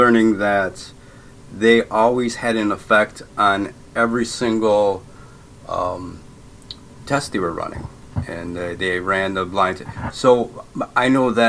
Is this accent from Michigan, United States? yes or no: yes; Essexville, Michigan, United States; moved away as an adult; also born or lived in Bay City, Michigan; now in Netherlands; I grew up in Essexville, Michigan, but I was born in Bay City, Michigan